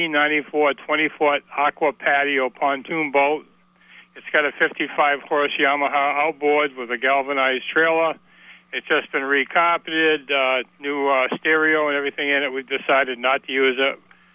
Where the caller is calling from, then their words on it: Alburgh, Vermont, United States; in Allberg.